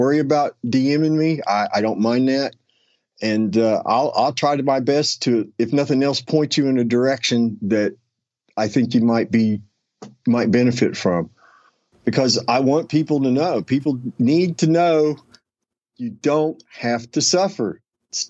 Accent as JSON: {"language": "English", "region": "West Virginia", "country": "United States", "tie": "born or raised there", "moved": "yes", "lives_now": "Florida, United States", "said": "somebody I grew up with back in West Virginia"}